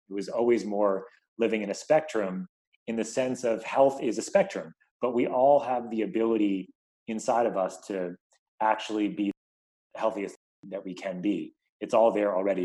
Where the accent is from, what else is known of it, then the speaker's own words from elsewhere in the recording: New York, United States; now in Bay Area, United States; I live in the Bay Area, but I grew up in New York